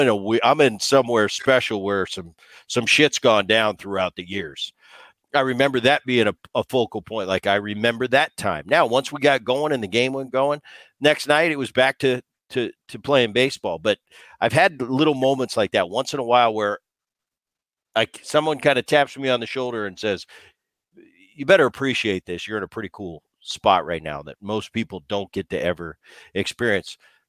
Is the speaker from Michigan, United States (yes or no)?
no; Philadelphia, Pennsylvania, United States; You know, I grew up in the Philly area, and I got to witness that as a kid